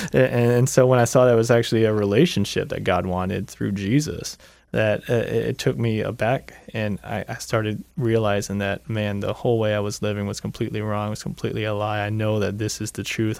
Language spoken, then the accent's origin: English; Lakeland, Florida, United States; I grew up in Lakeland